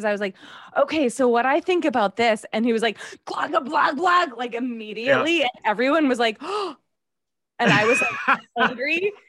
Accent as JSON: {"language": "English", "region": "Massachusetts", "country": "United States", "said": "Well, I'm from Massachusetts"}